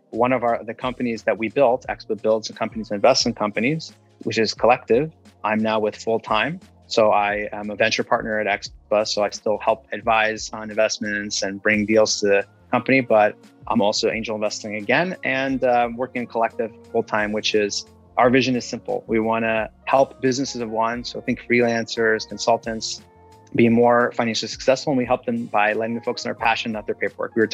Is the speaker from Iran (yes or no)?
yes; Iran; also born or lived in London; I'm an immigrant uh, from Iran, and I was born in London.